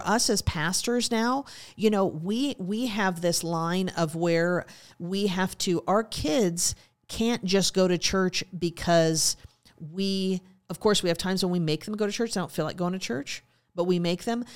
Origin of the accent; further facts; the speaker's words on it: Montana, United States; moved away; also born or lived in Alaska; growing up in Montana and, of course, living in Alaska